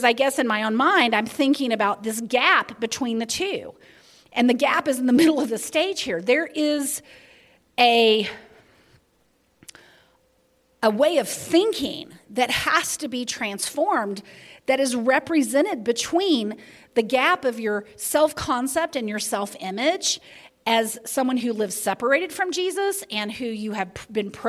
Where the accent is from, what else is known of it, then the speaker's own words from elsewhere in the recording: the Bible Belt, the South, United States; I grew up in the Bible Belt